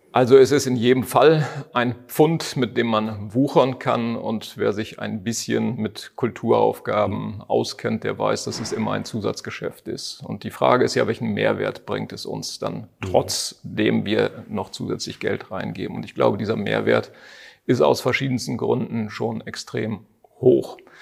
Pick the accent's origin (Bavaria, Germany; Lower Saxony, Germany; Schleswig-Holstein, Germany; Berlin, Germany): Lower Saxony, Germany; Cloppenburg; moved away; also born or lived in Landkreis Harburg; als gebürtiger Kloppenburger